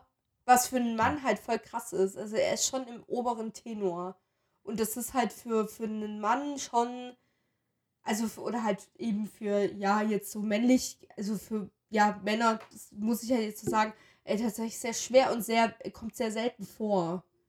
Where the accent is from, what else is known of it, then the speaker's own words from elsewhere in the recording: western Germany, Germany; als Wessi